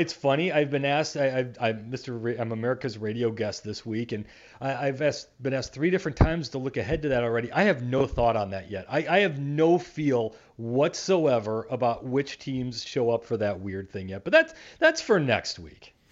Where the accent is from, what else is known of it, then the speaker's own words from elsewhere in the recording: Minneapolis, Minnesota, United States; I grew up in Minneapolis.